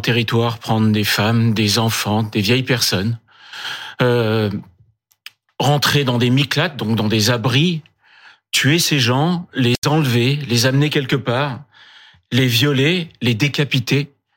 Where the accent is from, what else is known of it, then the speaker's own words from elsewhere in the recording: France; en tant que Français